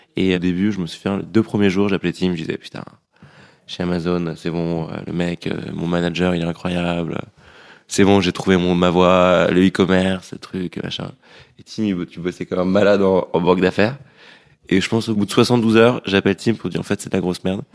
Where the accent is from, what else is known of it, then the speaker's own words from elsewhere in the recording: Paris, Île-de-France, France; moved away as an adult; also born or lived in London; On a grandi à Paris